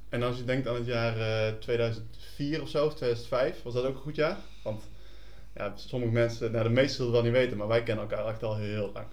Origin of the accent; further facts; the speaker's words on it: Netherlands; wij als Nederlanders groot mee zijn geworden